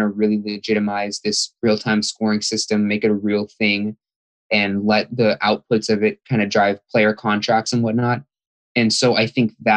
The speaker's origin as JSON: {"language": "English", "town": "Fremont", "region": "California", "country": "United States", "said": "I'm from Fremont, California."}